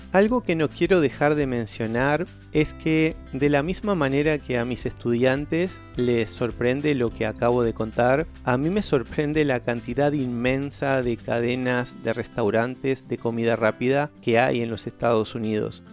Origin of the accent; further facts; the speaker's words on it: Uruguay; soy de Uruguay